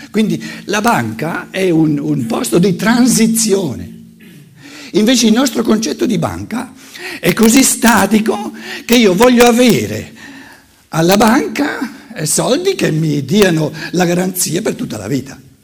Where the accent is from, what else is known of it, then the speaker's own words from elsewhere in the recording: Germany; da buon tedesco